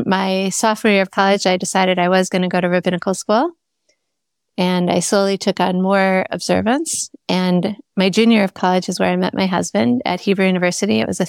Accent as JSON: {"language": "English", "town": "Minneapolis", "region": "Minnesota", "country": "United States", "tie": "born or raised there", "said": "So I was born and raised in Minneapolis. Two of my great-grandparents were born in Minnesota. So my great-great-great-grandmother's buried in Duluth. So we are true Yankees."}